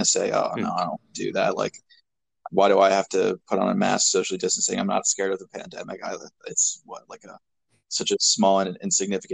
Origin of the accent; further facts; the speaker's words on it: New York, United States; New York, where I'm from